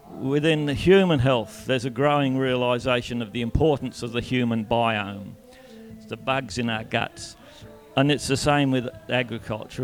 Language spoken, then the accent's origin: English; Donnybrook, Western Australia, Australia; I grew up in Donnybrook